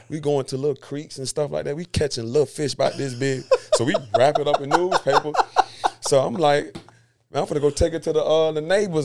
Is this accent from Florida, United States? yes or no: yes; Seffner, Florida, United States; also born or lived in Carver City, Florida; born and raised, like I said, in Sefina, Florida